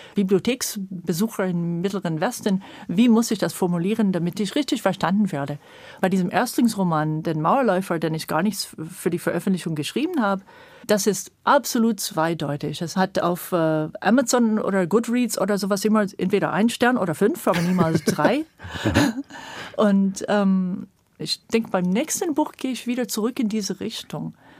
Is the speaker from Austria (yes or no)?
no; California, United States; German is a second language; moved away as an adult; now in Germany; ich bin in Kalifornien geboren und habe sehr früh diese Mammutbäume in Kalifornien und so als kleines Kind schon erlebt